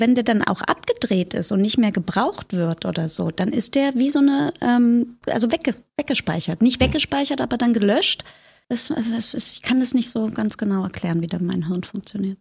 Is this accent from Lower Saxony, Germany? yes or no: no; Potsdam, Brandenburg, Germany; also born or lived in Zehdenick; now in Berlin, Germany; Zedenik geboren, Potsdam aufgewachsen und dann in den Osten von Berlin gezogen